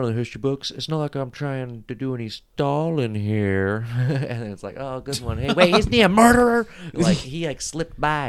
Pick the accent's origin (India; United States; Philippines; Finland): Philippines; Like I think what's scarier as a Filipino to travel there.